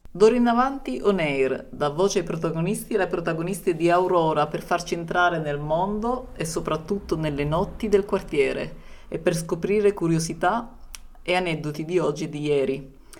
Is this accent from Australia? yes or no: no; Gambia; Italian is a second language; moved away as an adult; also born or lived in Germany / Libya; now in Turin, Italy; vengo dalla Gambia